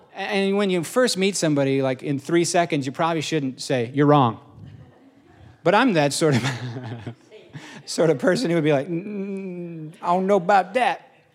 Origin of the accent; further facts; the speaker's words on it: Indiana, United States; I grew up in Indiana